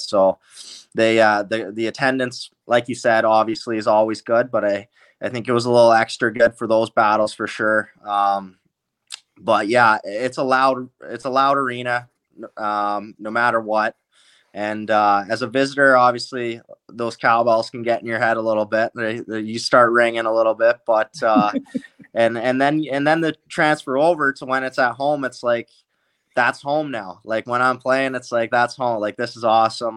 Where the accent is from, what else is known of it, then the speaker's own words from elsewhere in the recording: Langley, British Columbia, Canada; I'm from Langley, so that's about an hour and a half away